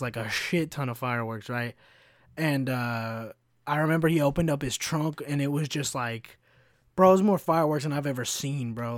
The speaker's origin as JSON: {"language": "English", "region": "Kentucky", "country": "United States", "tie": "born or raised there", "also_born_or_lived": "Chicago", "moved": "yes", "said": "as a white kid growing up in Kentucky"}